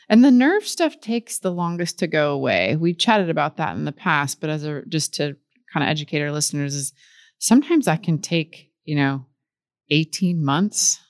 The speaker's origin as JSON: {"language": "English", "region": "Midwest", "country": "United States", "tie": "born or raised there", "said": "I grew up in the Midwest, and there was, you know, a lake there"}